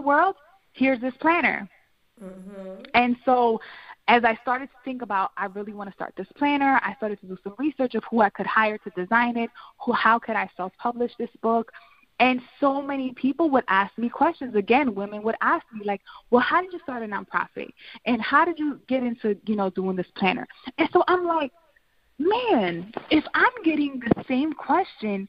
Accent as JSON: {"language": "English", "town": "Philadelphia", "region": "Pennsylvania", "country": "United States", "said": "I'm from North Philly, came from absolutely nothing"}